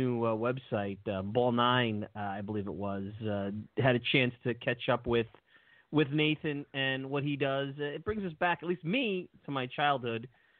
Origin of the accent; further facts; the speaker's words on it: New York City, New York, United States; I grew up in Brooklyn.